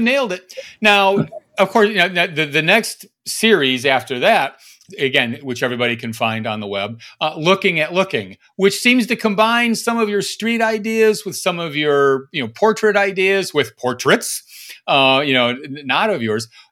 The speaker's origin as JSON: {"language": "English", "town": "Fargo", "region": "North Dakota", "country": "United States", "tie": "born or raised there", "said": "from Fargo, Max? Did you get anyone from my hometown?"}